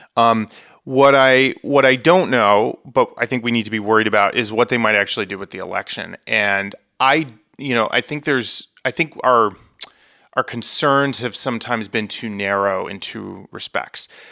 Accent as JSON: {"language": "English", "region": "Vermont", "country": "United States", "moved": "yes", "said": "I am originally from Vermont"}